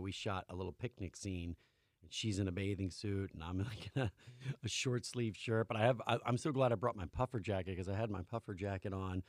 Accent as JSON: {"language": "English", "region": "California", "country": "United States", "said": "and I'm from California"}